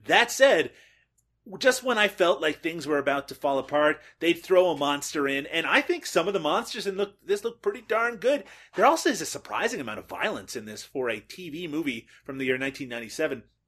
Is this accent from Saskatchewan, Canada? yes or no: no; Newfoundland and Labrador, Canada; now in Peterborough, Canada; I'm, of course, originally from Newfoundland, Canada, and I, I currently live in Peterborough, Ontario, Canada.